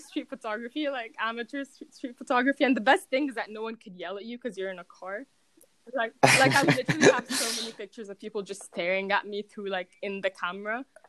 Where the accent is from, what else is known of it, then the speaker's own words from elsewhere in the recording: Cairo, Cairo Governorate, Egypt; moved away as an adult; also born or lived in Lyon, France / Manchester, England; I'm from Cairo.